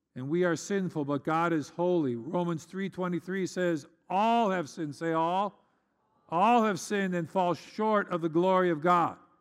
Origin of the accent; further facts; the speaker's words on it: United States; as an American